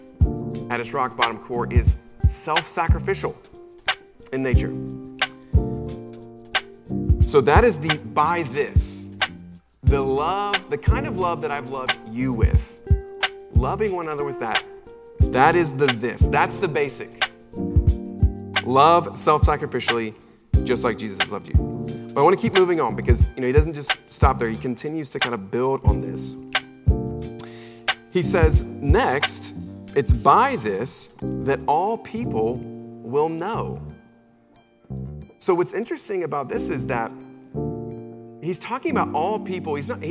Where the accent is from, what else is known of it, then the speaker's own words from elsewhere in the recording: Charlotte, North Carolina, United States; I'm originally from Charlotte, North Carolina, and I was a middle school student.